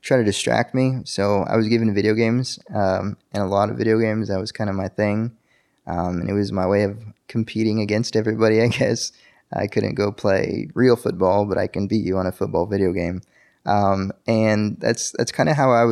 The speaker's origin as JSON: {"language": "English", "town": "El Paso", "region": "Texas", "country": "United States", "tie": "born or raised there", "moved": "yes", "lives_now": "Dallas-Fort Worth, United States", "said": "I was born in El Paso, Texas, and El Paso is a little border town right next to Juarez, Mexico"}